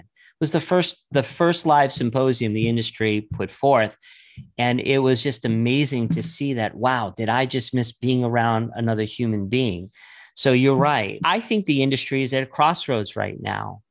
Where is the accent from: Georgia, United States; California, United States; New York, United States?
New York, United States; I started growing up in New York